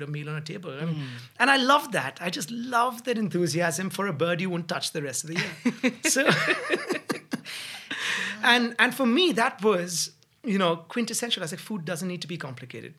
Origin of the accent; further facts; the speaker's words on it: Mumbai, Maharashtra, India; now in United Kingdom; growing up in Bombay